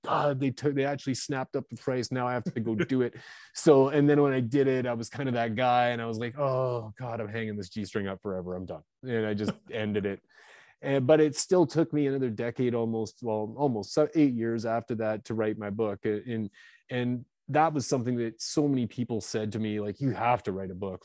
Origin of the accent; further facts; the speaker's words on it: British Columbia, Canada; also born or lived in Vancouver area, British Columbia; now in Kelowna, Canada; now I'm from Canada. I'm up here in Kelowna, British Columbia, Canada.